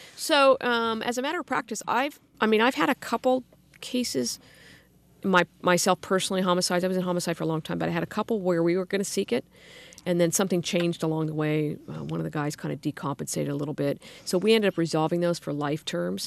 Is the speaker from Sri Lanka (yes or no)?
no; Sacramento, California, United States; in Sacramento. I grew up in the Arden area went to local schools